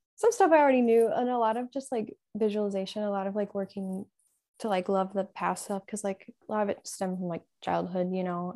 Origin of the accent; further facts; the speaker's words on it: Illinois, United States; I'm from Illinois, um, also Midwest